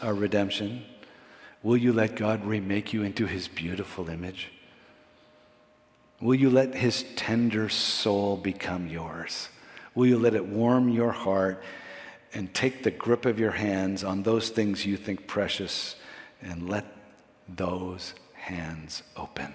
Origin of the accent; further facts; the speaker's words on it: Montreal, Quebec, Canada; also born or lived in Vancouver, Canada / Florida, United States; now in Toronto, Canada; I grew up in Montreal